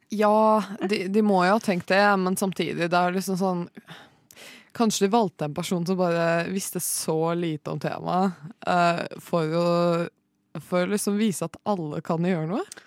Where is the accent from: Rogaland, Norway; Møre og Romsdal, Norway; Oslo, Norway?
Oslo, Norway; jeg kommer fra Oslo.